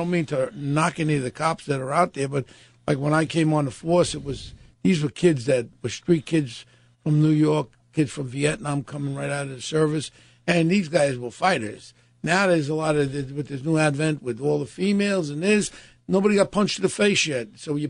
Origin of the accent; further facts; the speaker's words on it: Germany; now in United States; So, and honestly, my father came here in 1916, and I came from Germany.